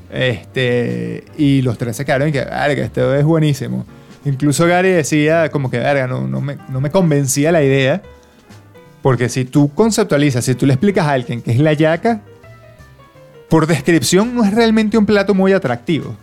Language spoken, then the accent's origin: Spanish; Venezuela; now in Australia; somos los venezolanos